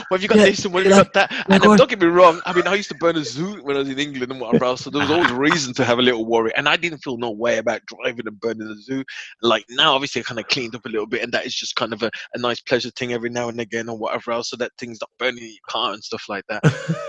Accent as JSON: {"language": "English", "country": "Germany", "said": "That's a heavy punishment. We say that because we're from Germany, okay?"}